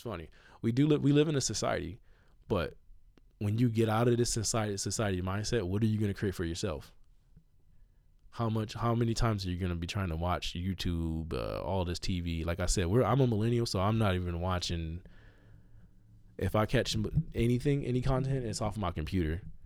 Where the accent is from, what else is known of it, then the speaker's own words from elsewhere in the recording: United States; I'm an American